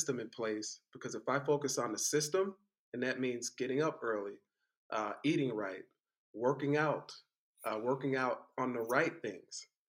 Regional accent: East Palo Alto, California, United States; I grew up in East Palo Alto, California

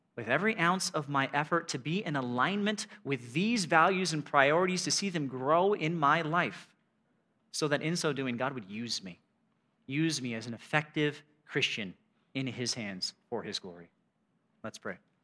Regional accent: United States; I'm an American

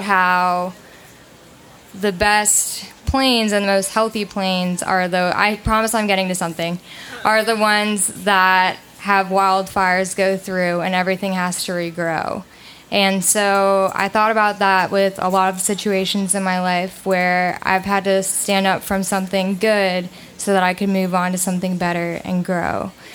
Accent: Chicago, Illinois, United States; moved away as an adult; now in Austin, United States; I'm from Chicago

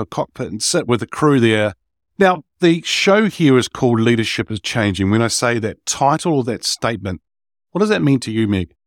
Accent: New Zealand; I'm Kiwi, uh, New Zealander

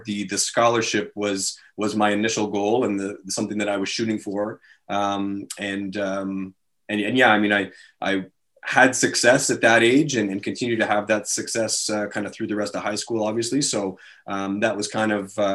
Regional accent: Ottawa, Ontario, Canada; also born or lived in Nepean / Stittsville; I was born and raised right here in Ottawa. Born in Nepean, but grew up in Kanata.

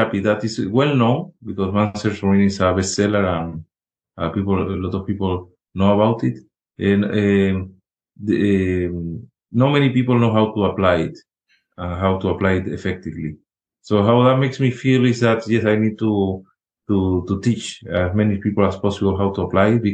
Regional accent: Spain; moved away; when I was in medical school in Spain, I'm originally from Spain

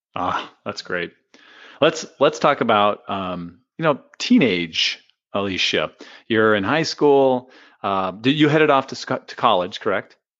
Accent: San Diego, California, United States; moved away as an adult; now in Phoenix, United States; Portland's a lot like San Diego, where I grew up

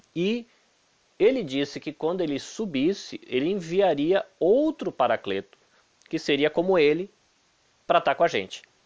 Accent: Salvador, Bahia, Brazil; Eu nasci em Salvador, na Bahia

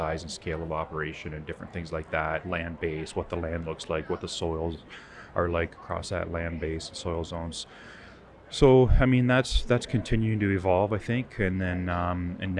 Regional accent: Southwestern Ontario, Canada; I'm from Southwestern Ontario, but been exposed across agriculture, if you will, in Canada

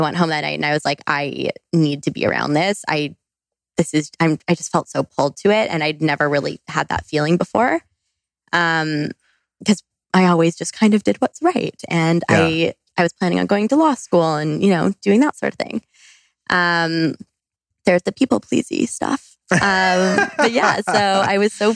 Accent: Canada; also born or lived in British Columbia; I went to school in British Columbia. I'm from Canada.

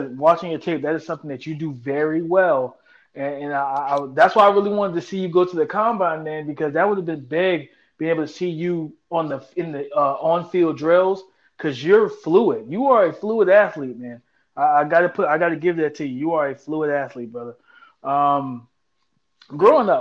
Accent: South Carolina, United States; I'm from the South, so I definitely know what get it done means. I understand that lingo. Coming from South Carolina, we use that down here a lot too

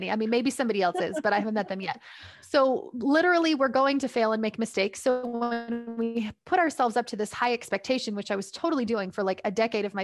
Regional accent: Canada; I'm from Canada.

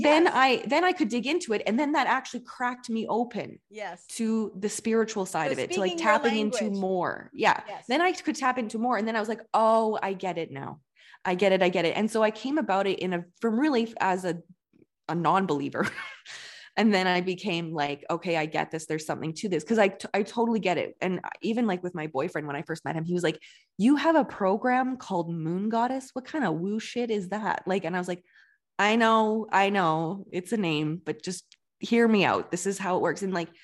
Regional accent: Alberta, Canada; I grew up in Southern Alberta, which is a very like, it's like the Bible Belt of Canada.

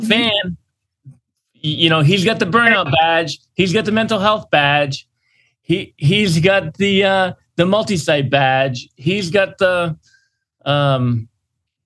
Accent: Northeast, United States; I'm a Yankee, like living here in the Northeast

